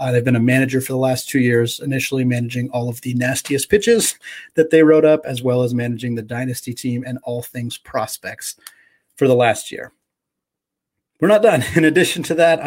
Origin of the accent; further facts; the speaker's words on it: Tualatin, Oregon, United States; also born or lived in Spokane, Washington / Seattle, Washington; I grew up in Tualatin, Oregon, just outside of Portland